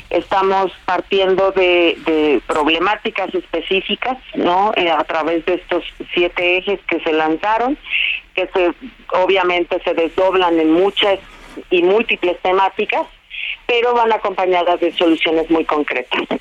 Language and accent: Spanish; Mexico; aquello que nos está doliendo como mexicanos